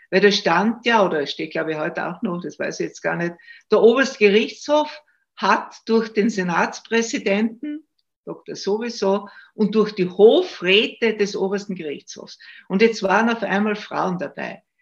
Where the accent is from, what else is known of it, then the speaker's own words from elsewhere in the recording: Styria, Austria; Ich komme aus der Steiermark, ich lebe ja in Graz und habe auch in Graz studiert.